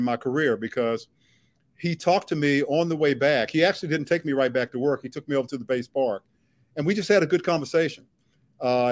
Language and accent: English; Washington, District of Columbia, United States; growing up in Southeast